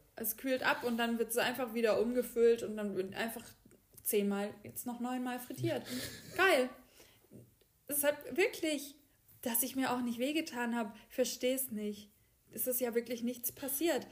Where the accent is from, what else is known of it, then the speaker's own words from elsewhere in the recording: the South, Southern Germany, Germany; bei uns im Süden